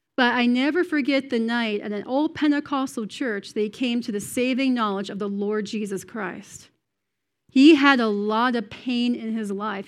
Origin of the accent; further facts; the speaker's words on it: Cape Breton Island, Nova Scotia, Canada; moved away as an adult; now in United States; I'm from Cape Breton Island, which is north and east of Maine